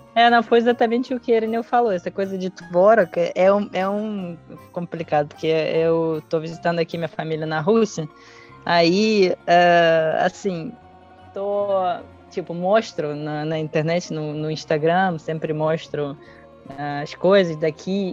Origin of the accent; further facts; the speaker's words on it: Brazil; eu, como brasileira